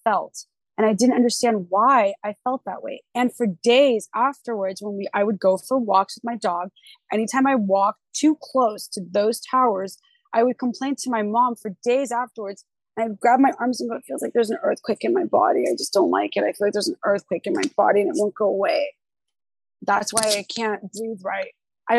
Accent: Los Angeles, California, United States; also born or lived in Huntington Beach area, California; I grew up in the San Fernando Valley.

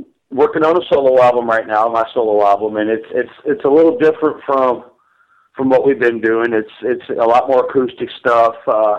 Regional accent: St. Louis, Missouri, United States; We came back home for a spell because we're originally from St. Louis.

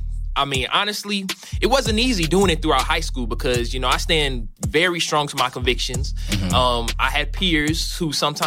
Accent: St. Charles, Missouri, United States; I am from St. Charles, Missouri.

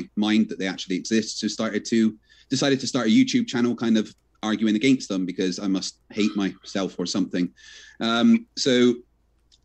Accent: Bristol, South West England, United Kingdom; I'm from Bristol and an ex-Royal Navy engineer.

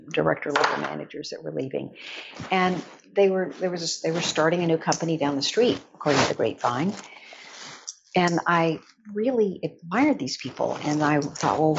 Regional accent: Odessa, Texas, United States; I grew up in Odessa, Texas, which is sort of midway between Dallas

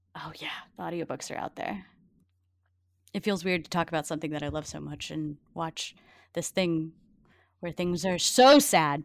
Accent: Cajun, Louisiana, United States; I'm a Cajun

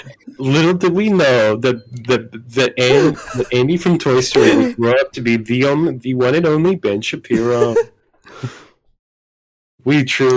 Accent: New Zealand; accent: Kiwi; I'm the Kiwi of the group, as you can tell by my accent, which is very Kiwi.

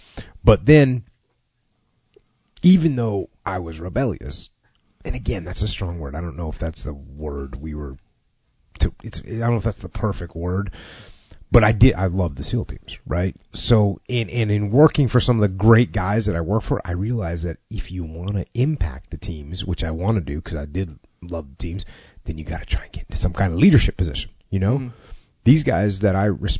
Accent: New England, United States; moved away as an adult; I grew up in New England

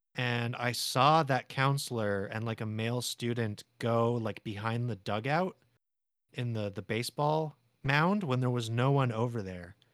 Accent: San Diego, California, United States; I was born in San Diego

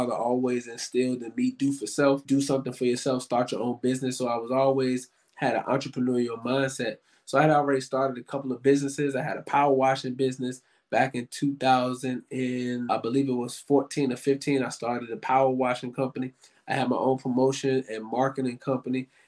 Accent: Richmond, Virginia, United States; moved away; I was born and raised in Richmond and graduated high school

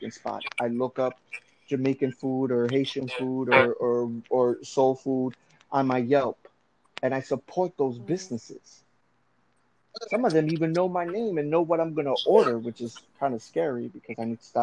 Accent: Venezuela; moved away; I'm from Venezuela, but my ancestry is Colombian.

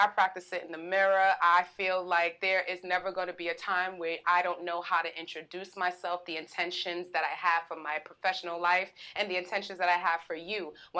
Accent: New York, United States; I'm a New Yorker. I'm a Bronx New Yorker. I'm a Harlem New Yorker. I'm a Brolin girl. That's the hybrid of Bronx and Harlem.

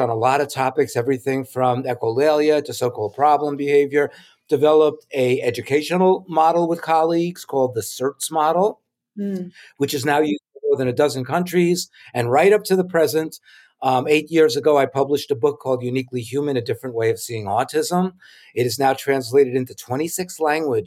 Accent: New York City, New York, United States; my school years growing up in New York City

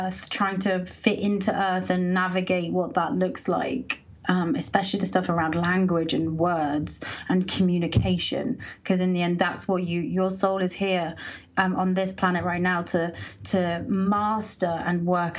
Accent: Colorado, United States; oh, okay, I grew up in Colorado. Like, this is important to me, but I'm being called to kind of step into some of that city energy.

